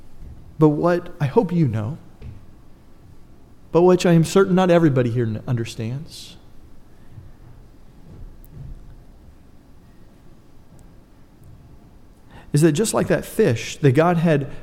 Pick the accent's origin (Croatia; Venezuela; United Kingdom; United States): United States; I'm an American.